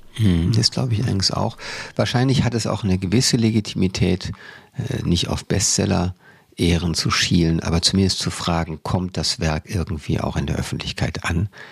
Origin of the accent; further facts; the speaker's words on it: Cologne, North Rhine-Westphalia, Germany; now in Berlin, Germany; jeder Wessi, und ich bin einer äh, als Kölner